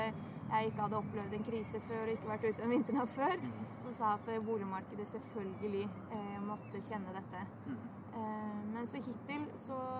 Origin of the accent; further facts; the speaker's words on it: Bosnia & Herzegovina; now in Oslo, Norway; i Bosnia, der jeg kommer fra